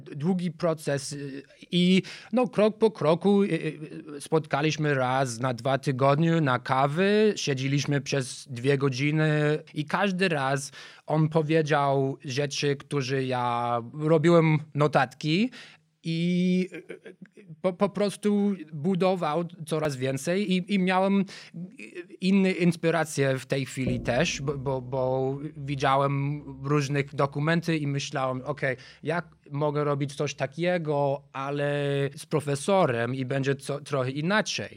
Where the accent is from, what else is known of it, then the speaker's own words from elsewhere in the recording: Chicago, Illinois, United States; Polish is a second language; moved away as an adult; now in Warsaw, Poland; Ja jestem z Chicago. Żyłem pierwsze 23 lata w Chicago